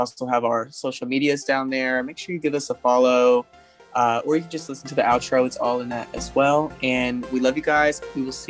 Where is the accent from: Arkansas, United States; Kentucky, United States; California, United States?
Arkansas, United States; Black Oak; also born or lived in Jonesboro, Arkansas; I grew up in Black Oak, Arkansas